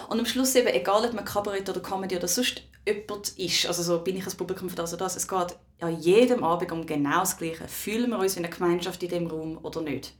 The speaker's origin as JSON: {"language": "German", "country": "Switzerland", "tie": "born or raised there", "said": "Ich bin in der Schweiz aufgewachsen"}